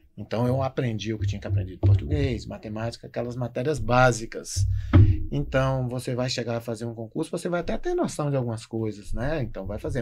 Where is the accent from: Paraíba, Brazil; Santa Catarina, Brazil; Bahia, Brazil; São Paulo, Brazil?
Bahia, Brazil; Vitória da Conquista; moved away as an adult; also born or lived in Marau / Passo Fundo; now in Novo Hamburgo, Brazil; sou baiano de Vitória da Conquista